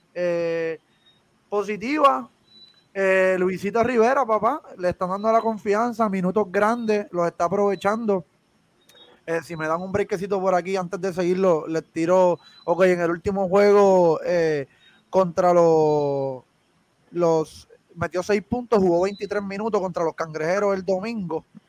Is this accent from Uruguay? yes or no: no; Guaynabo, Puerto Rico; nosotros somos de Guaynabo